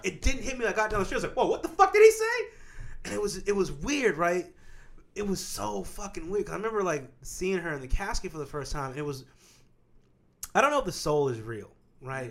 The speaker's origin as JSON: {"language": "English", "region": "Kansas", "country": "United States", "said": "I'm from Kansas"}